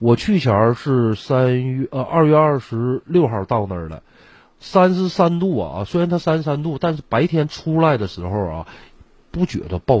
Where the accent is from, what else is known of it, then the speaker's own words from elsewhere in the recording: Northeast China, China; 这个傣味啊，呃，也非常符合我们东北的口味。